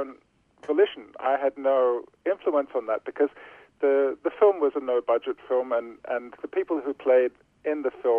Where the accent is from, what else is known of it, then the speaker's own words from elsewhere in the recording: Australia; moved away; Both of my parents were born in Australia, and my mother's parents are from Sweden and England, and my father's parents are from Greece. So it isn't like I was brought up as an Australian Greek